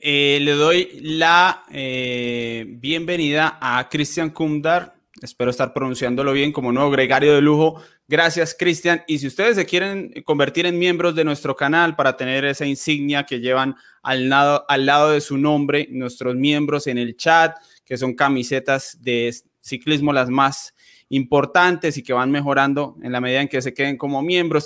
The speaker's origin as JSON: {"language": "Spanish", "country": "Colombia", "said": "siendo colombianos"}